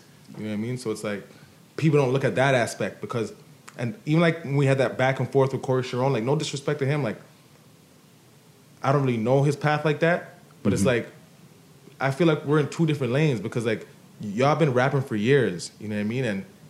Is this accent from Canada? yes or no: yes; Canada; I'm like, oh, I'm from Canada.